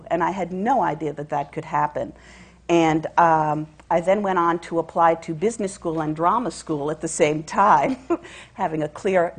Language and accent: English; New York, United States; I grew up in New York, and I used to go to the June Taylor School of the Dance on 56th and Broadway, where I studied tap dancing.